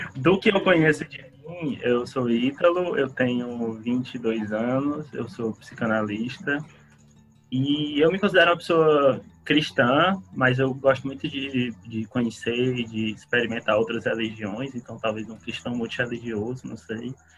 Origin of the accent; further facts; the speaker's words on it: Fortaleza, Ceará, Brazil; eu sou de, de Fortaleza, do Ceará